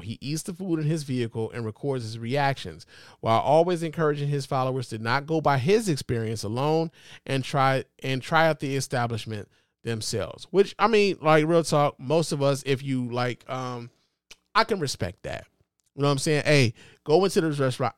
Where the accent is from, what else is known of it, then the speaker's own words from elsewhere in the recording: Chicago, Illinois, United States; now in Detroit, United States; I'm from Chicago, nigga. Born in Chicago